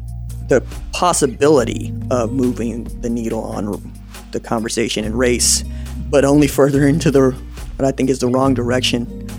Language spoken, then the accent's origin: English; Tulsa, Oklahoma, United States; I'm from Tulsa.